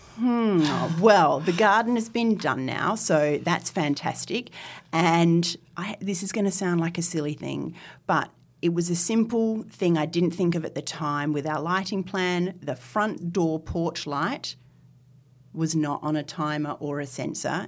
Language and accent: English; Northern Territory, Australia; now in Sydney, Australia; as a small child, I was brought up in the Northern Territory.